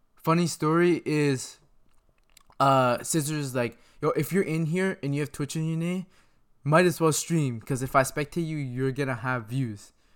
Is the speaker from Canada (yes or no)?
yes; Greater Toronto Area, Ontario, Canada; I'm from Toronto